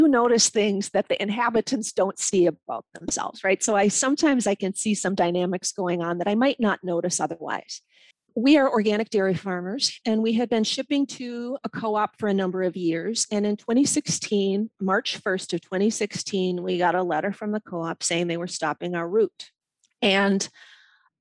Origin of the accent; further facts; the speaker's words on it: Milwaukee, Wisconsin, United States; now in Le Sueur County, Minnesota, United States; I am from Milwaukee, Wisconsin.